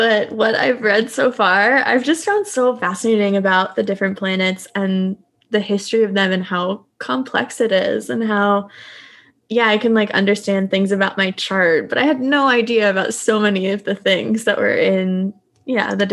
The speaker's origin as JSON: {"language": "English", "country": "United States", "tie": "born or raised there", "also_born_or_lived": "Southern Delaware / Washington DC suburbs", "moved": "yes", "said": "I grew up in partially DC suburbs and partially Southern Delaware"}